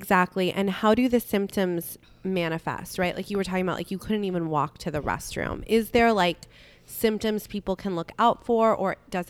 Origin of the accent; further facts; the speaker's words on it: Southern California, United States; growing up in Southern California